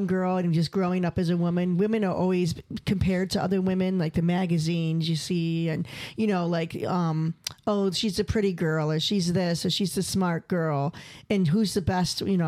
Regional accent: Rochester, New York, United States; now in Bay Area, United States; my hometown in Rochester

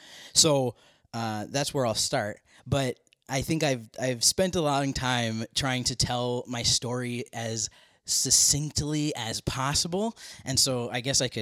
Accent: Minneapolis, Minnesota, United States; born there; So I was born in Minneapolis, Minnesota.

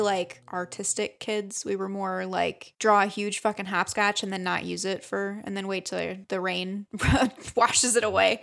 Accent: Michigan, United States; growing up in Michigan

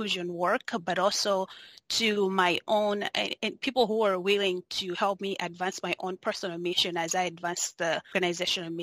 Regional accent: Malawi; moved away as an adult; also born or lived in Spokane, United States; now in United States; I was born and raised in Malawi, which is southeastern part of Africa

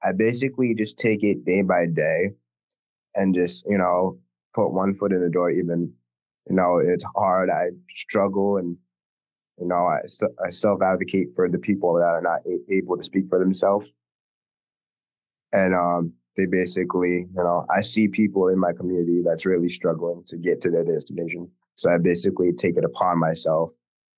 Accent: Newport, Rhode Island, United States; I'm from Newport

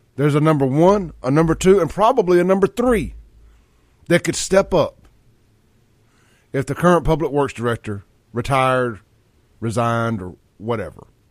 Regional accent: Jackson, Mississippi, United States; also born or lived in Brandon, Mississippi; I grew up in South Jackson.

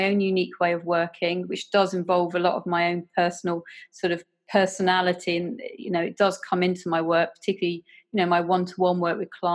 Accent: Guernsey; I come from Guernsey in the Channel Islands

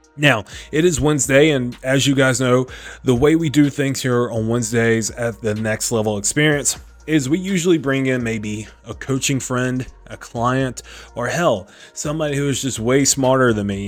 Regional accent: South Carolina, United States; now in Delaware, United States; Originally I'm from South Carolina

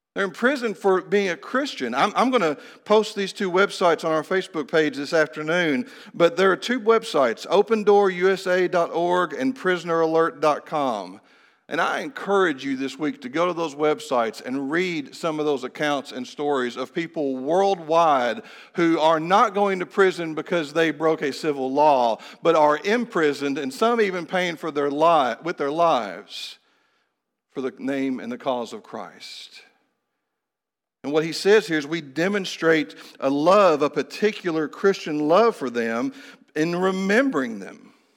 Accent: Kentucky, United States; moved away as an adult; also born or lived in Phoenix / Honduras; I had come back to the state of Kentucky, to my hometown

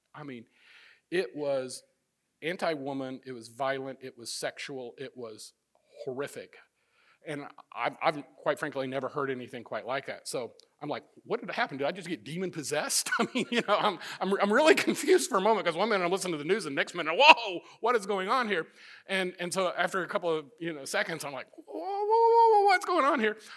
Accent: Midwest, United States; moved away; also born or lived in Florida; I'm from the Midwest

